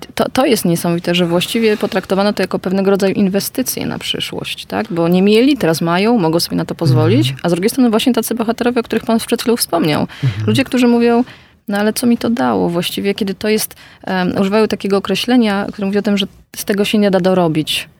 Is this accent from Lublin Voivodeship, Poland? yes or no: yes; near Bełżec, Lublin Voivodeship, Poland; urodziłam się i wychowałam bardzo niedaleko tego miejsca